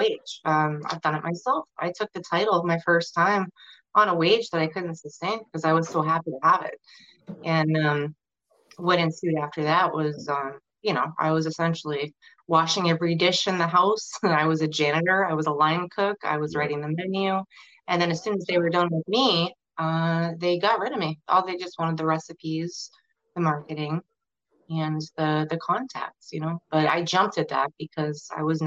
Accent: Manchester, New Hampshire, United States; I'm from Manchester, New Hampshire, which is technically a suburb of Boston.

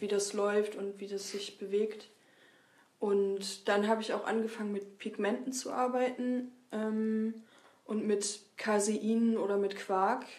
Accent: Lüneburg, Lower Saxony, Germany; moved away as an adult; also born or lived in Weimar; now in Leipzig, Germany; ursprünglich komme ich aus Lüneburg

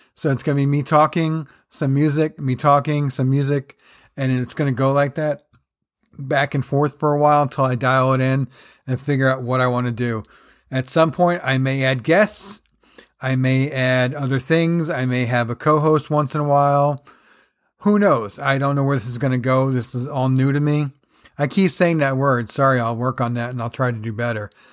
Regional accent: New Jersey, United States; growing up in Jersey

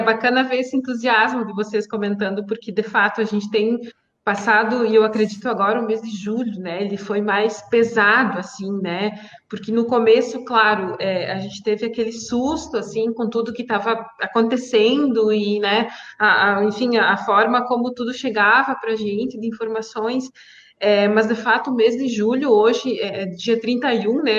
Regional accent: Santa Catarina, Brazil; eu sou Catarina, sou aí da região também

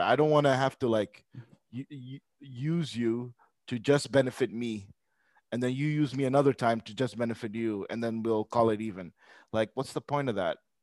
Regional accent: Pakistan; I'm Pakistani myself

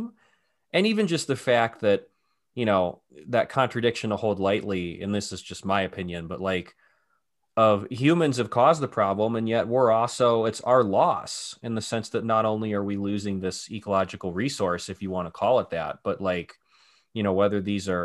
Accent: Cleveland, Ohio, United States; moved away; I grew up in Cleveland

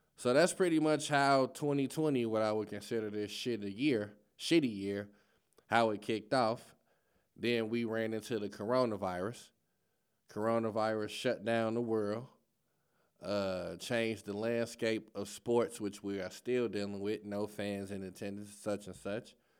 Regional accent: Chicago, Illinois, United States; now in St. Louis, United States; I'm from Chicago

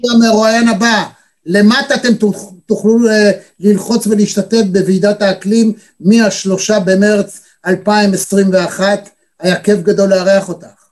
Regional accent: Tel Aviv, Tel Aviv District, Israel; אנחנו התל אביבים

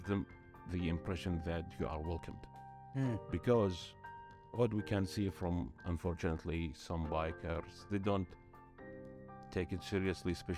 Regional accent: Kuwait; I'm from Kuwait

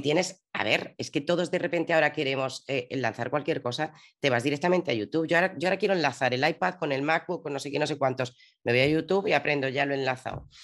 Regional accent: Madrid, Community of Madrid, Spain; now in Zaragoza, Spain; yo soy madrileña, pero ahora vivo en Zaragoza

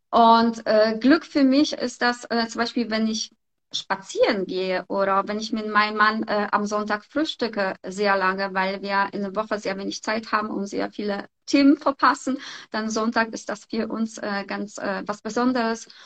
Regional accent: Poland; moved away; ganz ehrlich, ich komme auch aus Polen ich war auch in ihrem Alter, habe ich einfach Koffer gepackt und bin hierher gekommen.

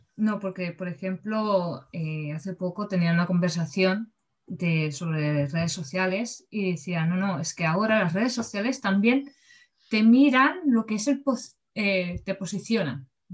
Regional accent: Barcelona, Catalonia, Spain; yo que soy de, de Barcelona

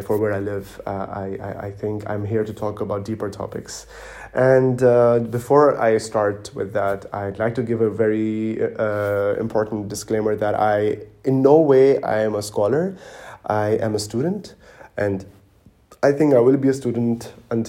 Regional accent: Dubai, United Arab Emirates; moved away as an adult; also born or lived in Pakistan / Germany; now in Berlin, Germany; I was born and raised in Dubai, in the United Arab Emirates

